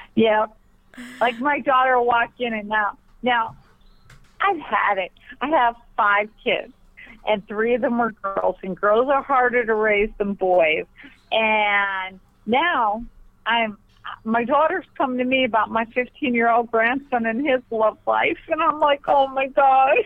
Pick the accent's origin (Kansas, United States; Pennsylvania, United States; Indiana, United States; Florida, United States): Pennsylvania, United States; moved away; I'm from Pennsylvania originally, so we talk fast.